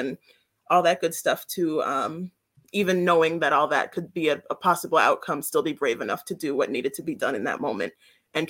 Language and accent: English; Worcester, Massachusetts, United States; also born or lived in Brooklyn, New York; I'm from Brooklyn, New York. That's where I was born, but I mainly grew up in Worcester